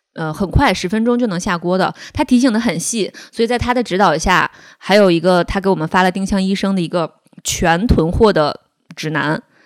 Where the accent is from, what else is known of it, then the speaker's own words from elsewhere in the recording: northern China, China; also born or lived in Beijing; 因为我就是北方人，我不喜欢吃米